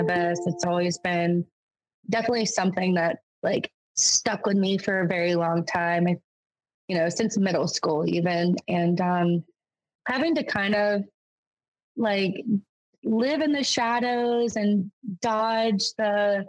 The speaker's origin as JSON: {"language": "English", "region": "North Carolina", "country": "United States", "moved": "as an adult", "lives_now": "Maine, United States", "said": "I'm originally from North Carolina"}